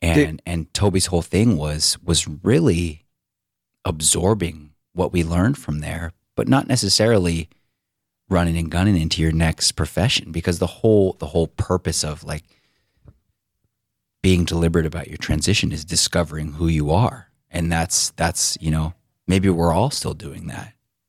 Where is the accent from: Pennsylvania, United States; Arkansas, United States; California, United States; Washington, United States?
Washington, United States; Seattle; I'm not the hugest … fan, even though I'm from Seattle.